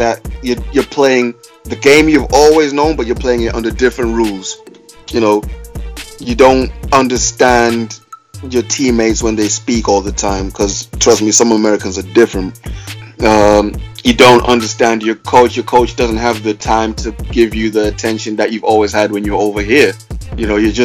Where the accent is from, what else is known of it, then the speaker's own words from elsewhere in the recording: Manchester, North West England, United Kingdom; also born or lived in Cardiff; I'm from Manny